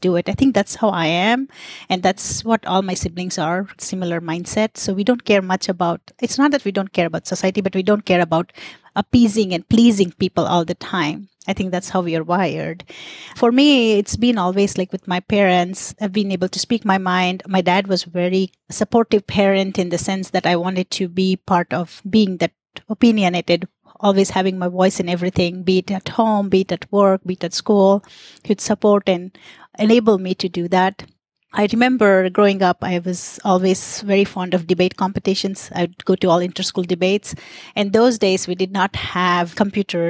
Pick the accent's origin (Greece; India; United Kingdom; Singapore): India; moved away; I was born in India to really progressive parents